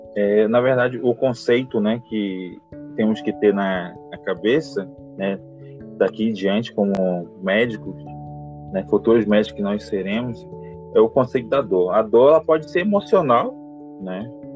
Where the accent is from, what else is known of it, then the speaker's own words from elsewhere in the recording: Manaus, Amazonas, Brazil; moved away as an adult; sou natural de Manaus, Amazonas